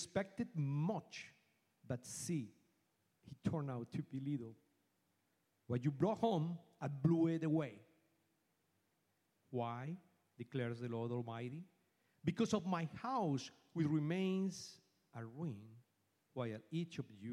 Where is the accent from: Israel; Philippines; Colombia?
Colombia; Bogotá; English is a second language; moved away as an adult; now in Houston, United States; I am from Colombia. I was born in Bogota, Colombia. And I came to this country in the year 2001